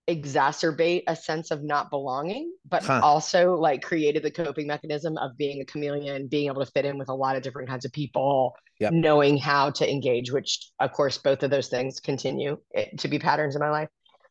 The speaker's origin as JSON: {"language": "English", "region": "California", "country": "United States", "tie": "born or raised there", "said": "I'm a West Coast soul. I grew up in California I was a military brat, but this Southern evangelical culture is very foreign to me, but I live here."}